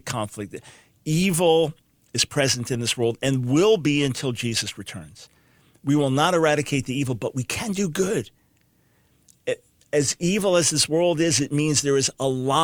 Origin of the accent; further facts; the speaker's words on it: Long Island, New York, United States; I speak as a New Yorker, someone born in New York City, raised on Long Island